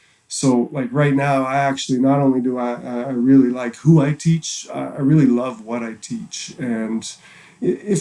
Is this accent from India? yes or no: no; Halifax, Nova Scotia, Canada; moved away as an adult; now in Vancouver, Canada; growing up in Halifax